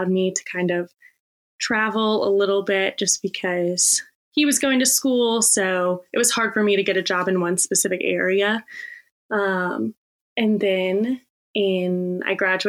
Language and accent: English; Richmond, Virginia, United States; born or raised there